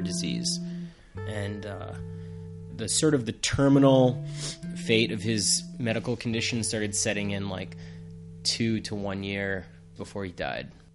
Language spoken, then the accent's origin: English; Plainville, Massachusetts, United States; I grew up in Massachusetts in a town called Plainville with my grandmother and my mom